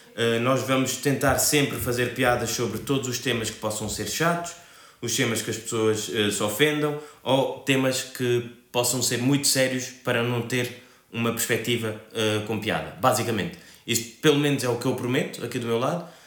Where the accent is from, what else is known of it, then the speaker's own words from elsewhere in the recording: Cape Verde; also born or lived in Spain; now in Portugal; eu sou cabo-verdiano neste momento vivo em Portugal, já vivi em Espanha e em Cabo Verde